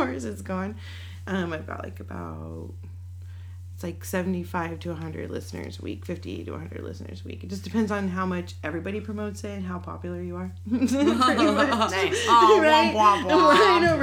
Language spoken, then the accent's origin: English; New Mexico, United States; moved away; also born or lived in Florida; I grew up in New Mexico.